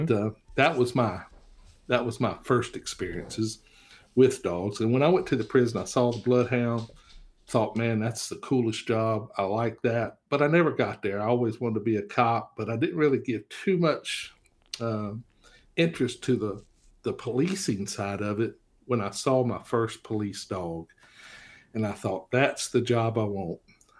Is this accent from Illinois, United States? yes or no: no; Florida, United States; also born or lived in Richlands, Virginia; And of course, I was born in Richlands, which is in Tazewell County. And then my mother and father moved us to Florida when I was 7.